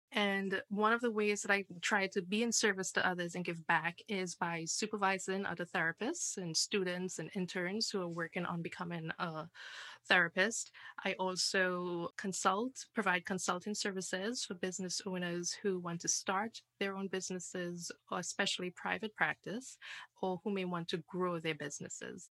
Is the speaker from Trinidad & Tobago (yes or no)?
yes; Trinidad & Tobago; now in United States; I am originally from Trinidad